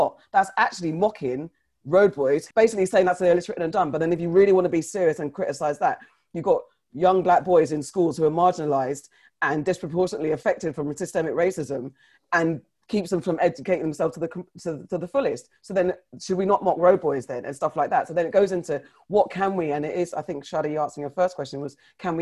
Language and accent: English; Ghana; as a Ghanaian